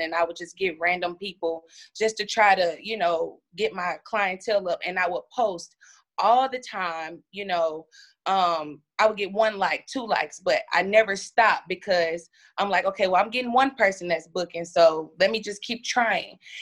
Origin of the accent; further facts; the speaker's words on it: Pine Bluff, Arkansas, United States; I'm from Pine Bluff, Arkansas.